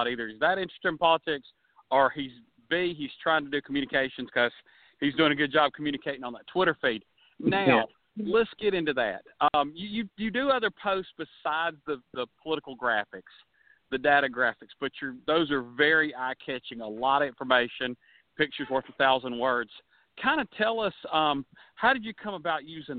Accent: Georgia, United States; my birth state and home state

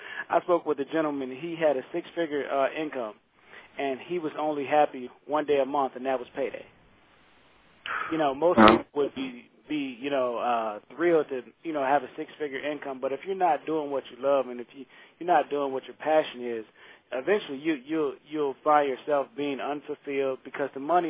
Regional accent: Saginaw, Michigan, United States; now in Nashville, United States; I come from Saginaw, Michigan, and it's a really a small town, an impoverished city, and I kind of struggled along, not living my dream, just kind of being like everyone else, and going through the ups and downs of life, and then I moved here to Nashville, Tennessee, where I currently reside.

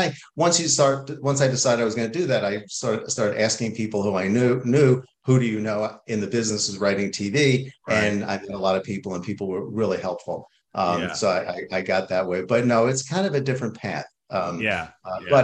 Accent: New York, United States; moved away as an adult; also born or lived in Boston; now in Los Angeles, United States; I'm from New York originally

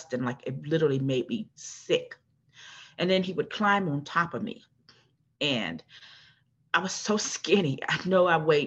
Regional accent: New Orleans, Louisiana, United States; also born or lived in Prairieville, Louisiana; I am originally from New Orleans, born and raised in New Orleans.

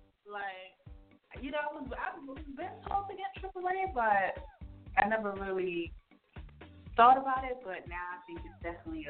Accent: New York, United States; I'm from New York, of course.

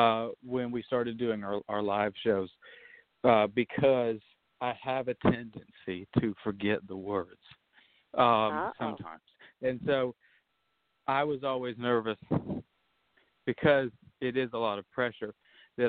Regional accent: the South, United States; growing up in the South

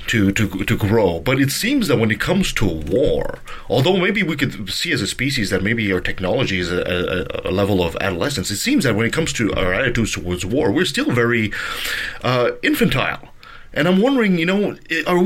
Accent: Canada; I'm a Canadian

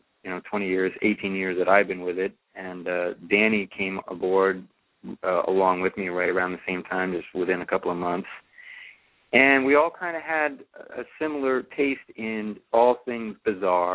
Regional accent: New York City, New York, United States; moved away as an adult; now in San Francisco, United States; I'm actually a New York City native, so I was born in Brooklyn

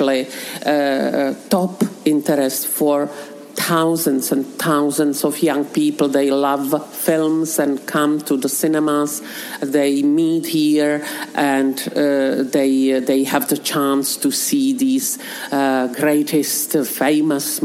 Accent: Czechia

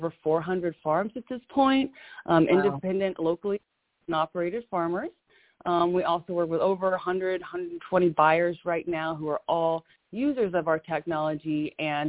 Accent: Louisiana, United States; also born or lived in Arkansas; I'm from Louisiana, originally born in Arkansas, raised in Louisiana in the deep south

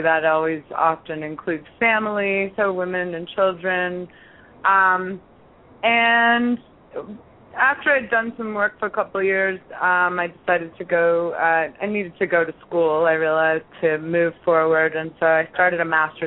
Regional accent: Toronto, Ontario, Canada; moved away as an adult; now in New York City, United States; I grew up in Toronto

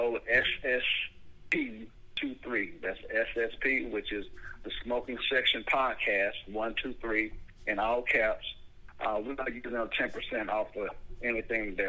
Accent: Buffalo, New York, United States; now in Atlanta, United States; I was born in Buffalo

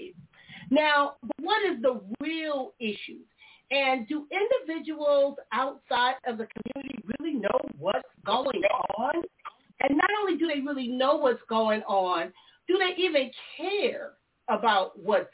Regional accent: Compton, California, United States; moved away as an adult; while I was growing up in Compton

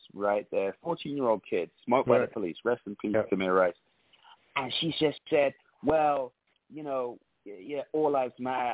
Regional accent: London, United Kingdom; moved away as an adult; now in United States; I'm from London

